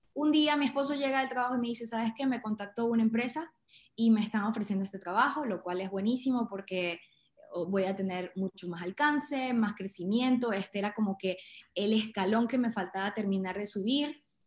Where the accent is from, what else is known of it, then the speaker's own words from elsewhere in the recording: Andes of Venezuela, Trujillo, Venezuela; moved away as an adult; also born or lived in Caracas, Venezuela / Louisiana, United States / Russia / Indonesia; now in India; Soy venezolana, nacida en Caracas, pero de corazón gocho, trujillana, y porque me crié en los Andes de Venezuela.